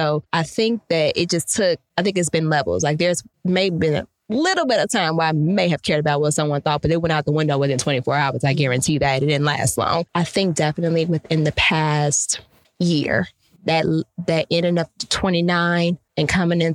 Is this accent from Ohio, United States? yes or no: no; Chicago, Illinois, United States; also born or lived in Calumet City, Illinois; We moved from Chicago to Calumet City mm-hmm. when I was, when I got to high school.